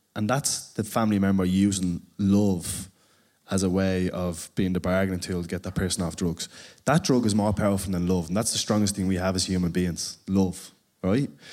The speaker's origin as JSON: {"language": "English", "town": "Dublin", "region": "Leinster", "country": "Ireland", "tie": "born or raised there", "said": "for me, growing up in Ballymore"}